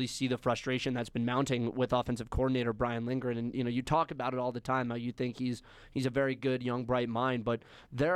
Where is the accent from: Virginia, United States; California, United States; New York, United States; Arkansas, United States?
New York, United States; Scarsdale; born or raised there; moved away